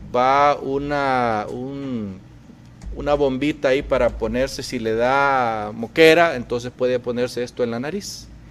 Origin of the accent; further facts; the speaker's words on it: Honduras; now in United States; lo que estamos viviendo los hondureños